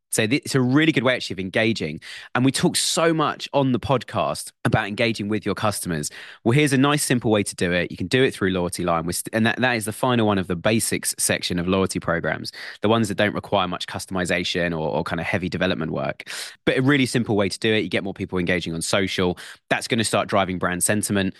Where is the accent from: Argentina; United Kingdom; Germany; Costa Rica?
United Kingdom; It's part of being British and it's in our blood.